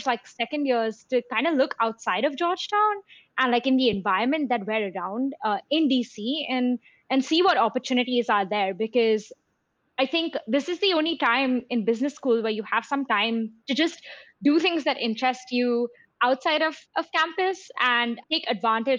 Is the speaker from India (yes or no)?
yes; India; moved away as an adult; also born or lived in London; growing up in India. And I think in India, you sometimes, you know, you at least in Mumbai, like you pass by slums every day